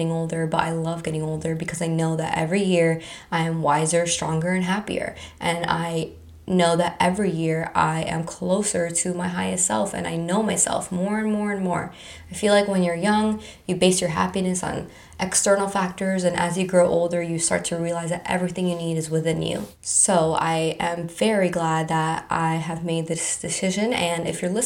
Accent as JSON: {"language": "English", "area": "Palm Beach County", "region": "Florida", "country": "United States", "tie": "born or raised there", "said": "I was born and raised in Palm Beach County my whole entire life"}